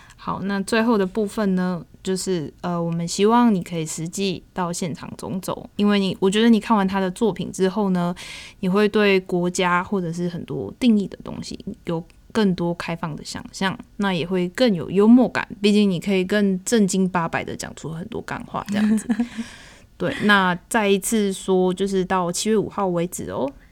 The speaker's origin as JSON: {"language": "Chinese", "country": "Taiwan", "said": "身为台湾人"}